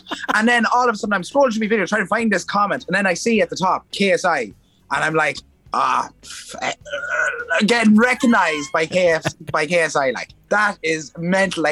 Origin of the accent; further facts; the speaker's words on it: Ireland; accent: Irish (pronounces 'bar' as 'bor')